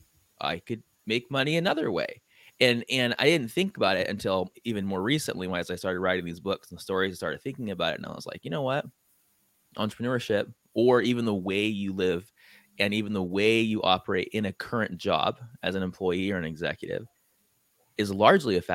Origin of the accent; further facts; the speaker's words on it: San Diego, California, United States; now in Hawaii, United States; And I'm from San Diego.